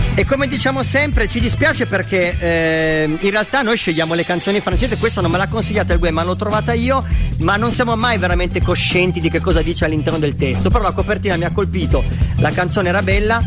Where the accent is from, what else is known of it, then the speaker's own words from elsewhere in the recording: Apulia, Italy; accent: pugliese (Apulian); l'ho detto in modo pugliese